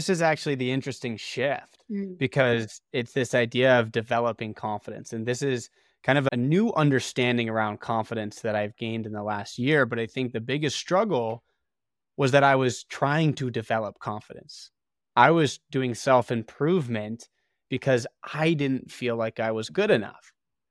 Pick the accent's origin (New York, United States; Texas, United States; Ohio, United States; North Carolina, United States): Ohio, United States; I grew up in Ohio.